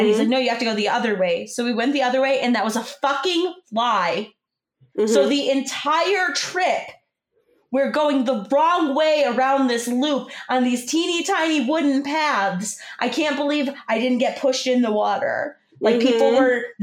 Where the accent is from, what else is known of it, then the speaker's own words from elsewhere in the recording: Michigan, United States; we're from Michigan